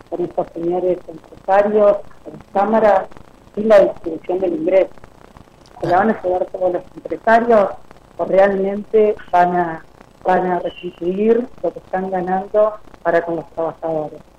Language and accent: Spanish; Santa Fe, Argentina; soy de Santa Fe.